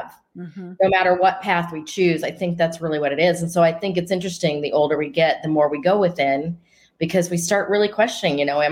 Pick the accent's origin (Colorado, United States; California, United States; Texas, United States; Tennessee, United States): Colorado, United States; Denver; moved away as an adult; now in Scottsdale, United States; I grew up in Denver, Colorado, and now live in Scottsdale, Arizona